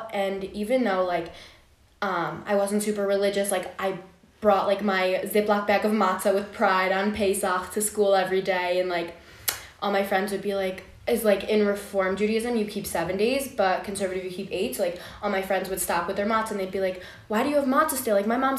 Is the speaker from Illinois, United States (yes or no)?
yes; Chicago, Illinois, United States; I'm from Chicago.